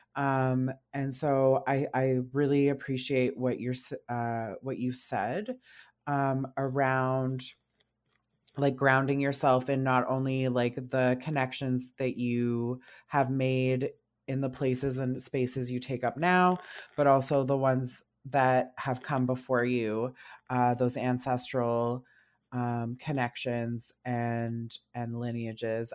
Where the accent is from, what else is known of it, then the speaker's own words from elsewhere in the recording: North Bay, Ontario, Canada; moved away as an adult; now in Ottawa, Canada; I was born and raised in North Bay, Ontario